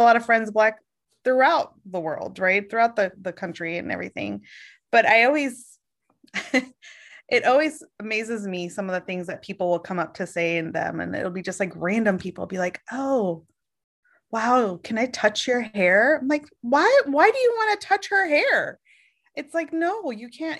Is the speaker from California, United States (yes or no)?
no; Oregon, United States; moved away; also born or lived in Boston / Virginia; born in Boston, grew up in Oregon